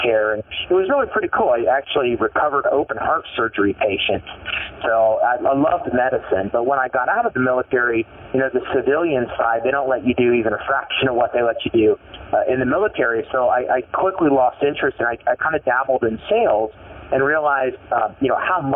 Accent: Elwood, Indiana, United States; I grew up in a small town in Indiana called Elwood, Indiana, a little farm community of about 9,000 people.

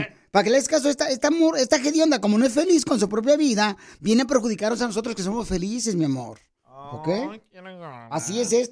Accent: Mexico City, Mexico; now in Oak Cliff, United States; Porque aquí venimos de la Ciudad de México a Oak Cliff

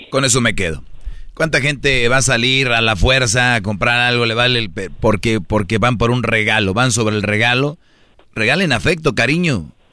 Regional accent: Monterrey, Nuevo León, Mexico; Ah, soy de Monterrey.

